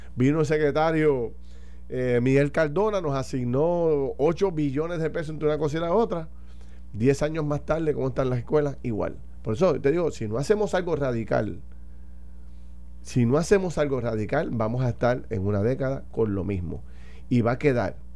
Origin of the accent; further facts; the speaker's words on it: Puerto Rico; nosotros como puertorriqueños